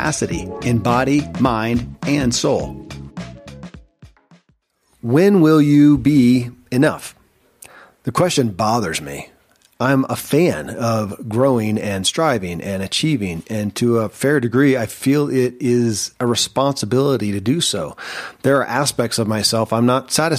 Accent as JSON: {"language": "English", "region": "Kentucky", "country": "United States", "tie": "born or raised there"}